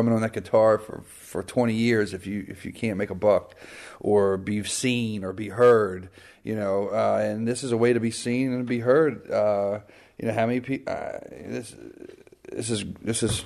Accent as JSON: {"language": "English", "town": "Baltimore", "region": "Maryland", "country": "United States", "said": "I'm from Baltimore. It's, you know, I got a Baltimore flair"}